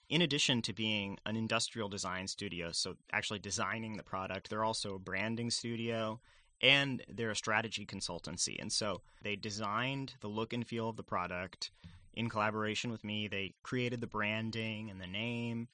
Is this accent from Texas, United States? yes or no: yes; San Antonio, Texas, United States; I grew up in San Antonio, Texas